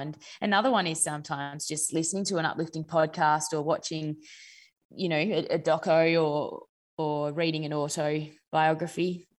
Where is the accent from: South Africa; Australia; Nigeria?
Australia; Naracoorte, South Australia; also born or lived in Adelaide; So I grew up in Narracourt, which is a country town in South Australia. And then I moved to Adelaide to go to boarding school for my final 3 years of school